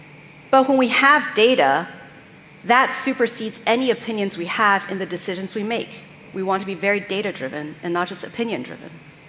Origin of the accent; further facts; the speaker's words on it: Vienna, Austria; also born or lived in California, United States; I'm from California, but I actually, let's see if this works. There we go. Grew up in Vienna, Austria.